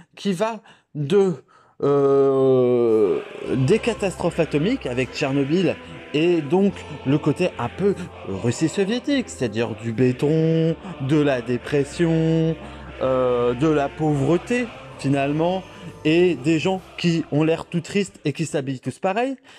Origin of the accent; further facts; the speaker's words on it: Dijon, Bourgogne-Franche-Comté, France; je viens de Dijon